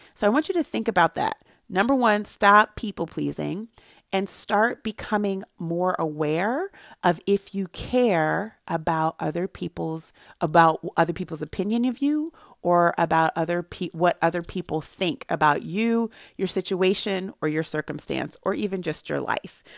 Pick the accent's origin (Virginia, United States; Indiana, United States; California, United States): California, United States; Santa Barbara; I grew up in Santa Barbara, California, where there were not a lot of people who looked like me